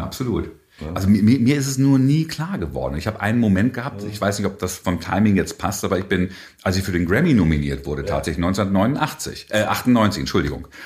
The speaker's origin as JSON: {"language": "German", "town": "Hannover", "region": "Lower Saxony", "country": "Germany", "tie": "born or raised there", "also_born_or_lived": "Bonn", "said": "dann bin ich hier quasi aufgewachsen. Also ich zähle mich schon so ein bisschen als Hannoveraner"}